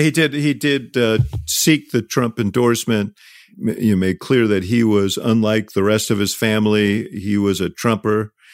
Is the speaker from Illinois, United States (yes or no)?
yes; Chicago, Illinois, United States; I'm from Chicago.